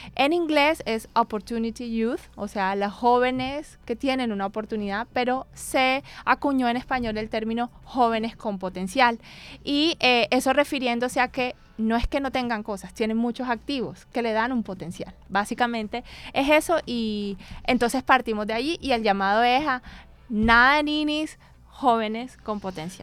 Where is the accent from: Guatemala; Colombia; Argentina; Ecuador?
Colombia; Barranquilla, Atlántico; moved away as an adult; also born or lived in Bogotá; he trabajado en Bogotá durante varios años, viví en Bogotá, pero yo soy de aquí de Barranquilla